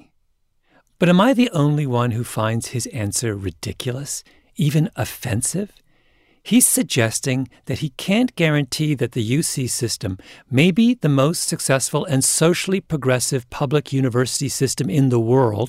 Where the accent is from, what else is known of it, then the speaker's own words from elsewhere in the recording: Canada; I grew up in Canada in the 1970s